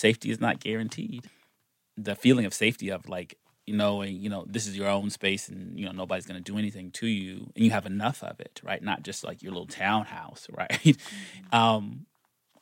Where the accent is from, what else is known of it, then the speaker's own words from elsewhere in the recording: Gastonia, North Carolina, United States; I grew up in Gastonia, North Carolina, but I'm really from South Carolina